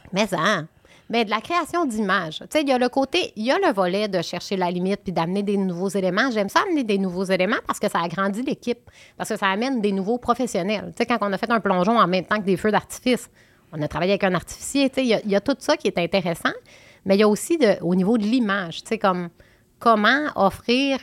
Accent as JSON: {"language": "French", "region": "Quebec", "country": "Canada", "tie": "born or raised there", "moved": "yes", "lives_now": "Montérégie, Canada", "said": "je suis une fille du Saguenay-Lac-Saint-Jean. Ben, maintenant, j'habite en Montérégie, mais je veux dire, je viens du Saguenay-Lac-Saint-Jean"}